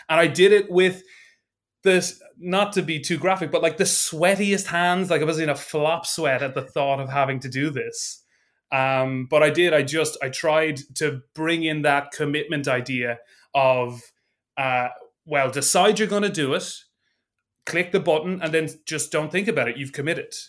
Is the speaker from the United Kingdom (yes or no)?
no; Ireland; also born or lived in Dublin; I am an Irish improviser